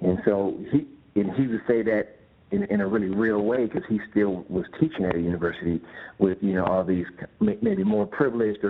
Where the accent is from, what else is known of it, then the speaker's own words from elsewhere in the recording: San Pablo, California, United States; also born or lived in Pinole, California; I grew up in San Pablo and Pinole